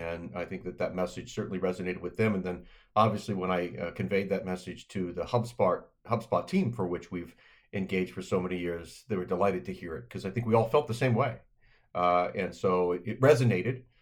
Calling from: Annapolis, Maryland, United States; I'm dialing in from Annapolis, Maryland, from my home office

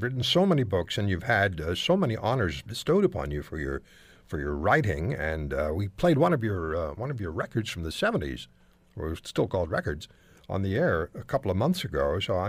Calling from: Toronto, Ontario, Canada

